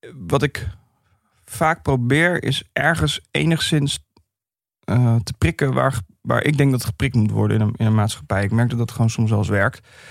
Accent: Vlaardingen, South Holland, Netherlands; ik kwam uit Vlaardingen

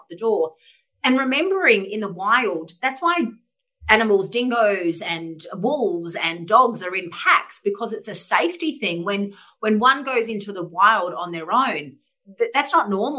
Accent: Adelaide, South Australia, Australia; moved away as an adult; also born or lived in Sydney; from a young kid growing up in Adelaide

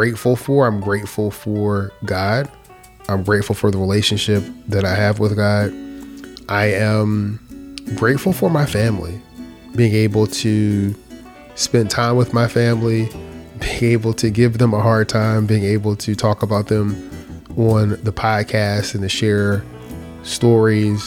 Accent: Philadelphia, Pennsylvania, United States; growing up in Philadelphia

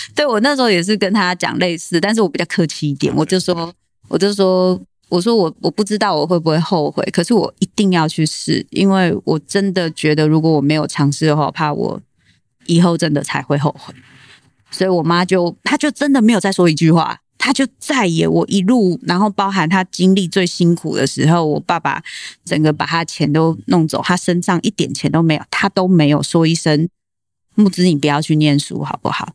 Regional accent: Tainan, Taiwan; 我是台南人

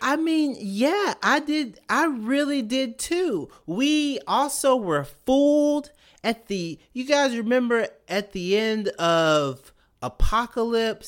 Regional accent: Mississippi, United States; as a minority growing up in Mississippi

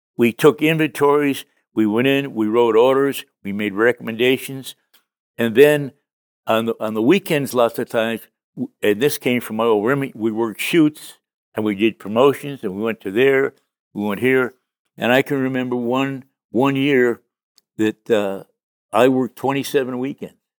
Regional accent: Connecticut, United States; I grew up in Connecticut

